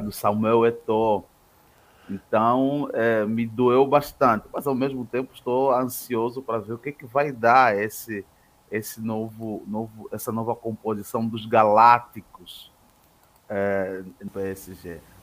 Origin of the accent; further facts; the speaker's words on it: Angola; now in Santa Catarina, Brazil; eu sou angolano